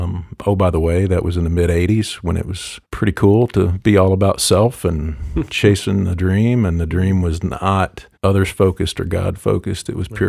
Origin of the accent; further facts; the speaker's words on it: Paintsville, Kentucky, United States; also born or lived in Louisville / Paducah / Lexington / Buffalo; I was born in Louisville, moved to Paducah, Kentucky, Lexington, Kentucky, Buffalo, New York, and then Paintsville, Kentucky, which is where my parents still live today. That's where I quote-unquote grew up.